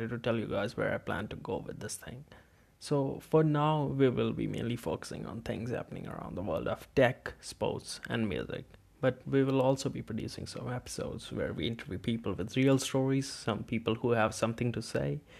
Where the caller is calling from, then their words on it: India; As I'm broadcasting this from India, so from time to time we might switch to Hindi if or when we have something to tell to the Indian listeners.